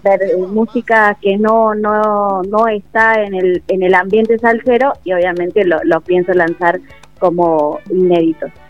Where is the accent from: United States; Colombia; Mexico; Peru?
Peru; now in Córdoba, Argentina; yo soy de Perú